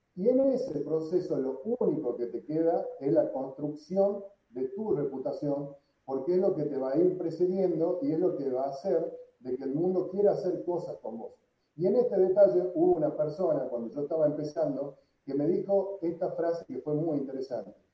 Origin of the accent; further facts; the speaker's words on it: San Miguel de Tucumán, Tucumán, Argentina; moved away as an adult; also born or lived in Miami, United States / Madrid, Spain; nací en Tucumán, hace 45 años, tengo 45 años